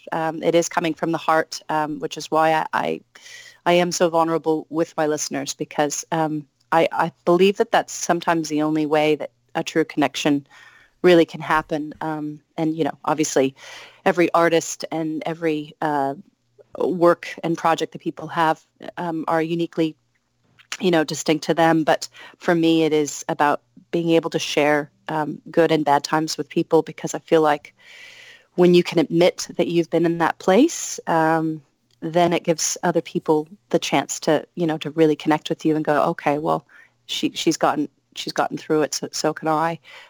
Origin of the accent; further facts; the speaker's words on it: Salem, Oregon, United States; Yeah, I'm from Salem, Oregon.